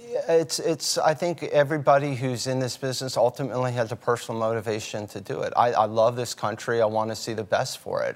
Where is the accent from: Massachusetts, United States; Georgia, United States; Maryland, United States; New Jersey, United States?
Maryland, United States; outside Baltimore; we grew up outside Baltimore